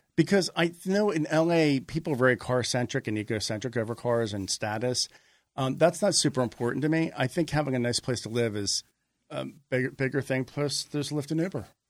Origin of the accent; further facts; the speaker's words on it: Margate, New Jersey, United States; also born or lived in Philadelphia, Pennsylvania; now in Los Angeles, United States; I was born outside Philadelphia, and I grew up in a small summer beach resort town, Margate, three miles south of Atlantic City.